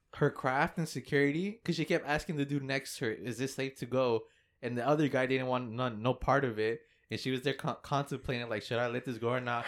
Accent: Fort Worth, Texas, United States; we're from Fort Worth, and, and we landed here

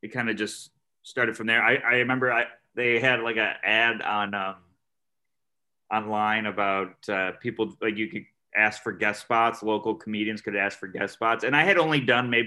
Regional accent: Syracuse, New York, United States; I'm from Syracuse, New York. That's like central New York.

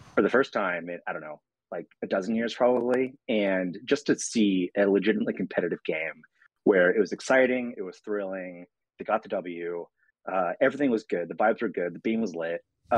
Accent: Sacramento, California, United States; moved away; I'm from there. So I feel like, you know, ethically, morally obligated to root for my hometown team.

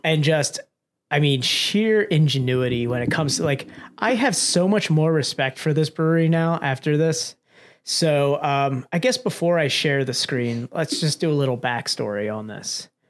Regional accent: Pennsylvania, United States; we're from Pennsylvania

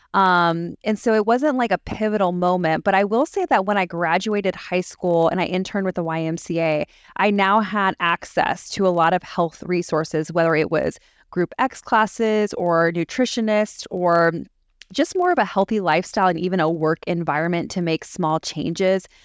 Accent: San Diego, California, United States; also born or lived in Las Vegas, Nevada / Charlotte, North Carolina; now in Greenville, United States; I'm originally from San Diego, California, and I currently live in Greenville, South Carolina with my family.

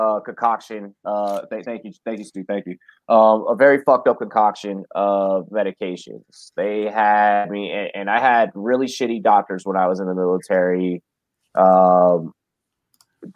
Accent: Washington, District of Columbia, United States; moved away as an adult; now in Colorado, United States; I'm this kid from Southeast DC

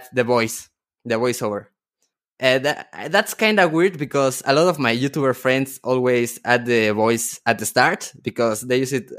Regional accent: Mexico; I am from Mexico

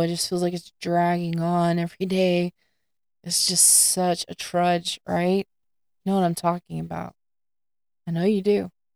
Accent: north of Houston, Southeast Texas, United States; also born or lived in Sandpoint, Idaho; I grew up in Southeast Texas, uh, just north of Houston area

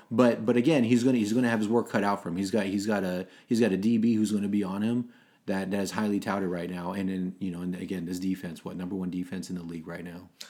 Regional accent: Los Angeles, California, United States; I was born in Los Angeles, so I was an L A Raider

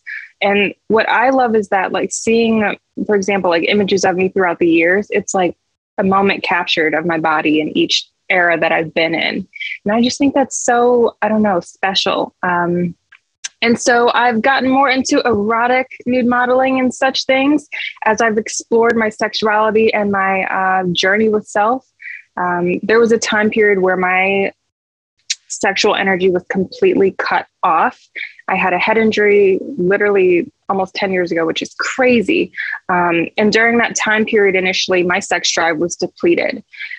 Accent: Michigan, United States; moved away; So I moved from Michigan to California, and I feel like that just really shifted really everything for me.

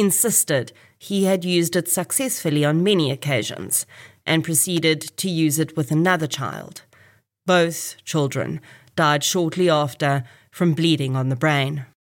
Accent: Kempton Park, Gauteng, South Africa; I was actually born in this hospital in September nineteen eighty.

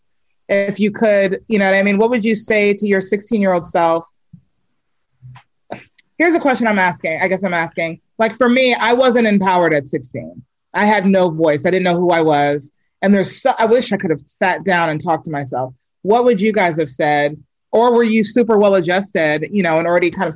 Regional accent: New York, United States; moved away; also born or lived in Reston, Virginia; I'm from New York originally, but you know, I spent like my high school years in Virginia, in Reston

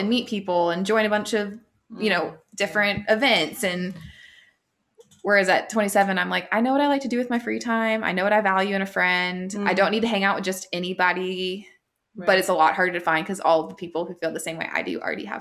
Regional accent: Florida, United States; moved away as an adult; now in Charlotte, United States; had moved back to my hometown

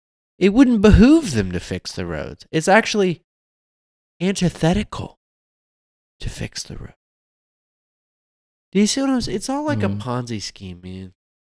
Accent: West Virginia, United States; because we're both from West Virginia.

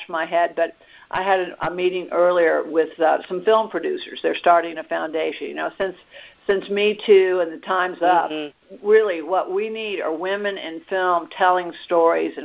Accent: Washington, District of Columbia, United States; also born or lived in Atlanta, Georgia; I also grew up in Washington, D.C.

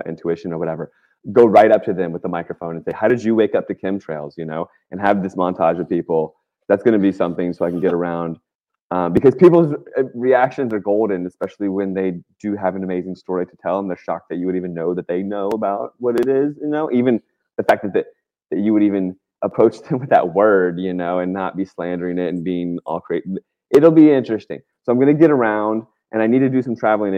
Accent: Virginia, United States; moved away as an adult; also born or lived in West Coast; I grew up in Virginia

